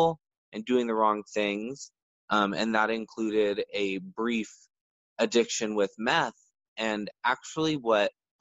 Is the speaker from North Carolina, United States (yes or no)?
no; Bakersfield, California, United States; also born or lived in San Francisco; I was born and raised in Central California